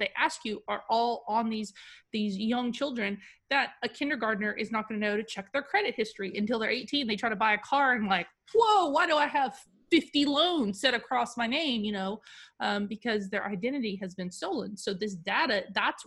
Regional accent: United States; I'm an American

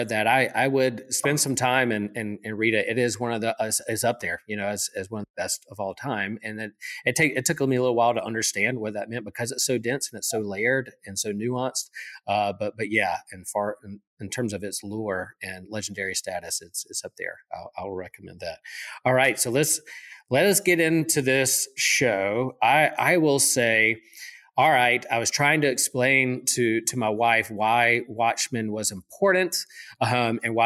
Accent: Wilmington, North Carolina, United States; also born or lived in Chapel Hill, North Carolina; I grew up in Wilmington

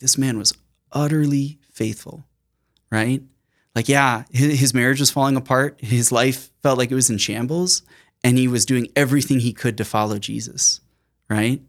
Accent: Sioux Falls, South Dakota, United States; I was born and raised in Sioux Falls, South Dakota

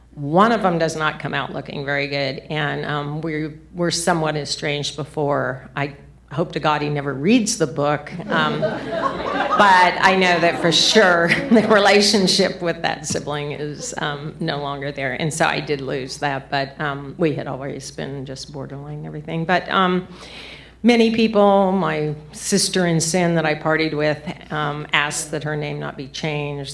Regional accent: southern New Mexico, United States; I was seven years old, and I was in a small town in southern New Mexico

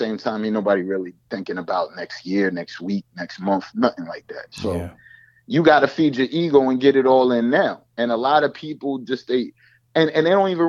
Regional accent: East Coast, United States; I grew up in the East Coast

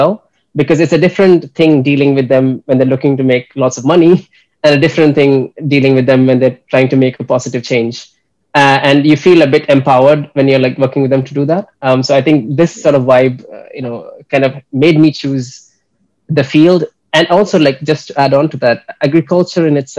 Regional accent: Kerala, India; moved away as an adult; also born or lived in United States / Graz, Austria; I'm originally from Kerala, a state in India.

